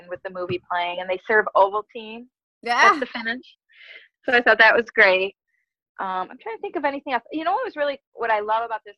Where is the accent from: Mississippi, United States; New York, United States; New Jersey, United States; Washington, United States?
New York, United States; Buffalo; I'm from Buffalo